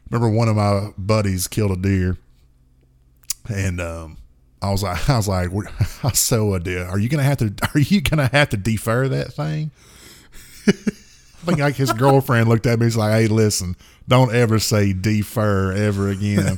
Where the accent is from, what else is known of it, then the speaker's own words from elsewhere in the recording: the South, United States; we're from the South